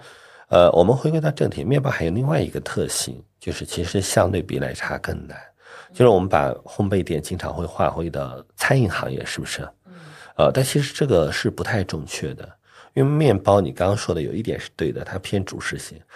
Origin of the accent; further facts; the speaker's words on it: Northwest China, China; 我们西北人一定要加醋的，